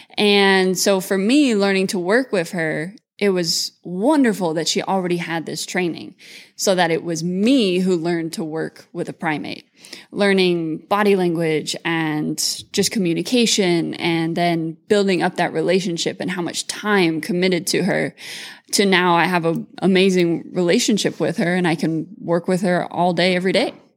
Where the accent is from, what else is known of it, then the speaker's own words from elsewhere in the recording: Mullingar, Westmeath, Ireland; also born or lived in California; now in Moorpark, United States; grew up between Ireland and California